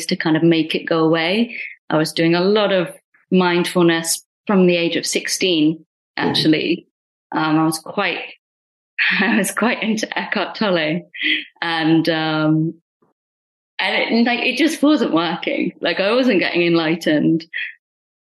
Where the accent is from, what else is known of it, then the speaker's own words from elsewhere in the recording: United Kingdom; first language Punjabi; I'm Indian, British Indian